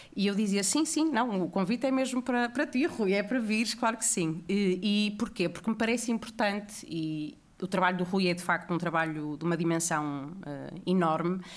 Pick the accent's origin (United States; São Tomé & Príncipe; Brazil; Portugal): Portugal; Porto, Norte; eu também sou do Porto